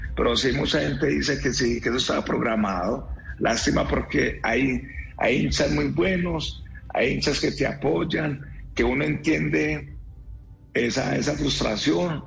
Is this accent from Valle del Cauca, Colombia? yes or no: no; Antioquia, Colombia; somos antioqueños, somos arrieros